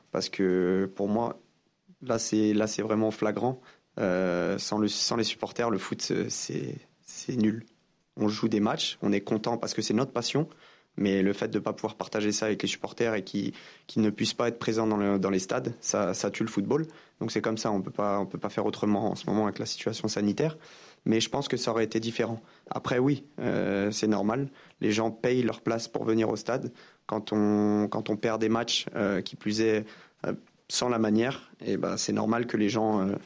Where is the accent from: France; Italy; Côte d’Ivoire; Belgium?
France; Bien sûr, je suis français. Euh, quand, euh, quand des choses comme ça se passent en France, on se sent tous concernés.